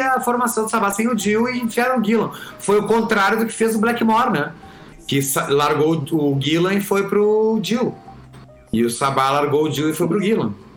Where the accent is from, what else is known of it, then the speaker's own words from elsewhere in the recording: Camaquã, Rio Grande do Sul, Brazil; nasci em Camacuã, no Rio Grande do Sul